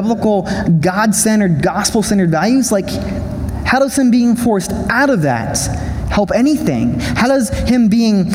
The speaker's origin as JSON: {"language": "English", "country": "United States", "said": "I'm an American"}